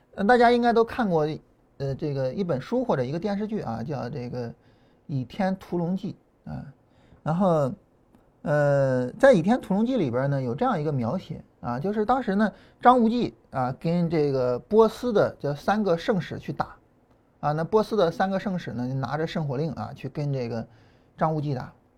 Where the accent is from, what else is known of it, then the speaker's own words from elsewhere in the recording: Shan County, Shandong, China; accent: Shan County dialect; moved away as an adult; 我们老家话嘛，就山乡话，啊，这个跟河南话还是比较接近的，啊，我们，呃，就是山县那一块儿